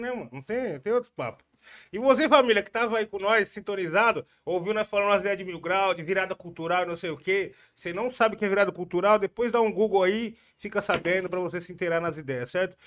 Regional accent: Jundiaí, São Paulo, Brazil; eu sou do Jundiaí

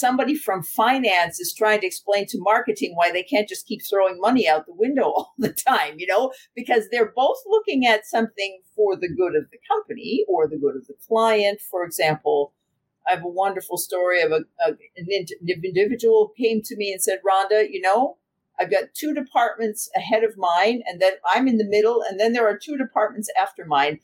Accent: United States; now in Germany; I'm American, but I live in Germany

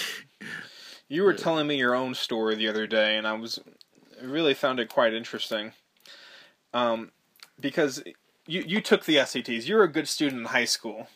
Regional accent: Malibu, California, United States; born or raised there; moved away as an adult; also born or lived in Highland Park, Los Angeles

